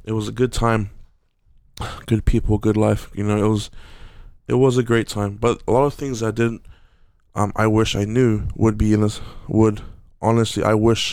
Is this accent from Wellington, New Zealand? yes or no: no; Auckland, New Zealand; growing up in Aotearoa, growing up in South Auckland, New Zealand